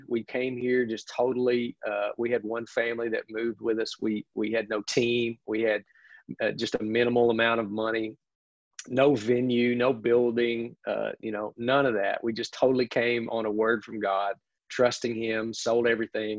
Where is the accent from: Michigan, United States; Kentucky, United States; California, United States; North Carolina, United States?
Kentucky, United States; Sassafras; moved away as an adult; now in Summerville, United States; I grew up right there in your backyard in Hazard, Kentucky, right down the road, about 10 minutes in a little thriving metropolis known as Sassafras, Kentucky